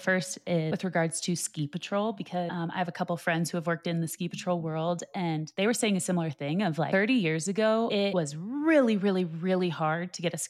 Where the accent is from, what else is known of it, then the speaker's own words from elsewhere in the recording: Austin, Texas, United States; moved away; I grew up in Austin